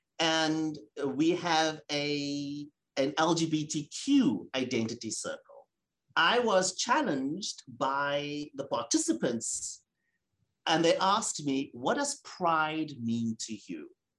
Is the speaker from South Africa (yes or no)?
yes; South Africa; as a South African man, as a gay man, as a person of color, as a Jewish man, those things are important.